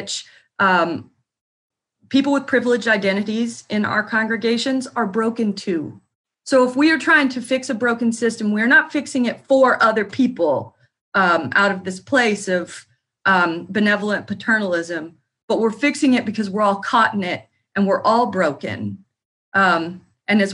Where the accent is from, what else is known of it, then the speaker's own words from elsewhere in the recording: New Harmony, Indiana, United States; I grew up outside of New Harmony, Indiana